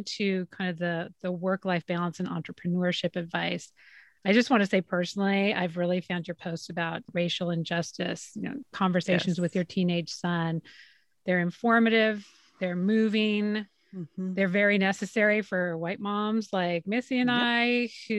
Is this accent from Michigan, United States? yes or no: no; Southern Idaho, United States; I grew up in Southern Idaho, very white community, very white neighborhood.